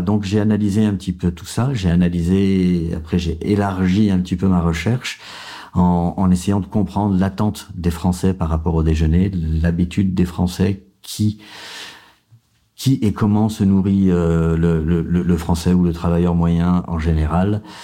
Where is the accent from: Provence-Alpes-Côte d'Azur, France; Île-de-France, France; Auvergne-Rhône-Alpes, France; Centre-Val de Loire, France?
Auvergne-Rhône-Alpes, France; Vénissieux; J'ai grandi en banlieue, à Vénissieux, au Minguette